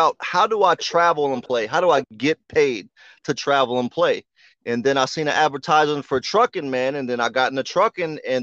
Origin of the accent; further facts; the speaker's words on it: New Orleans, Louisiana, United States; I was born in New Orleans, Louisiana, man, originally